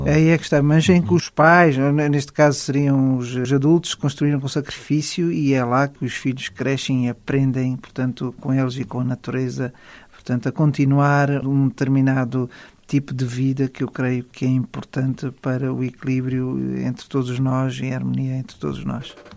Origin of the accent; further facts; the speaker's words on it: Portugal; todos nós somos portugueses